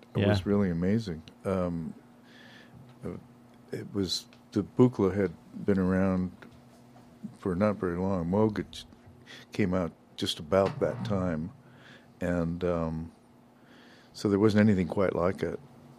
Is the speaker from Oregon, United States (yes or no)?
no; Los Angeles, California, United States; moved away; I was born in Boyle Heights. Wow. Most people didn't know where it was then anyway, but yeah, that's where I grew up.